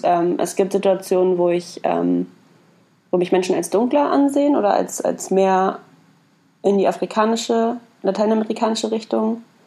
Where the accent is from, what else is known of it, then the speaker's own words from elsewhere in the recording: Berlin, Germany; Dann sage ich ja halt nur aus Berlin